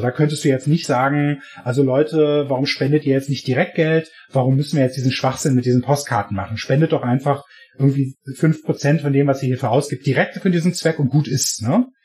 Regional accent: Berlin, Germany; now in United States; ja, also ich komme eigentlich aus Berlin, aber ich lebe halt in der Nähe von San Francisco, weil ich lebe in Kalifornien.

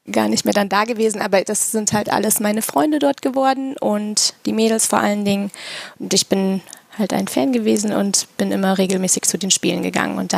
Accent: Hesse, Germany; moved away as an adult; also born or lived in Stuttgart / Frankfurt; now in Las Vegas, United States; Ich bin seit fast fünf Jahren in den USA und ich bin in Deutschland aufgewachsen, in Nordhessen, in der Nähe von Kassel.

